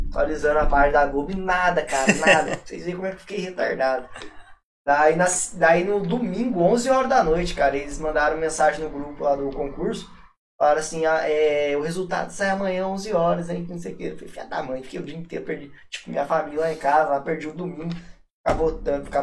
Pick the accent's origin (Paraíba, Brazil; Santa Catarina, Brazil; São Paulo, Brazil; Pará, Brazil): São Paulo, Brazil; Aparecida; Porque, tipo, eu sou de Aparecido, então os Romiraiada viu, ficou louco, entendeu?